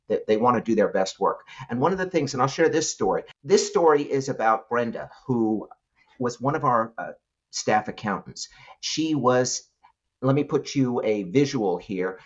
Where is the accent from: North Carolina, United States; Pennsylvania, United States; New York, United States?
New York, United States; New York City; I grew up in New York City